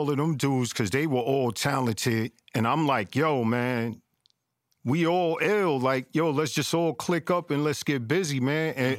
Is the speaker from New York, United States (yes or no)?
yes; New York City, New York, United States; growing up in Flushing, man, I loved it because I didn't know nothing else.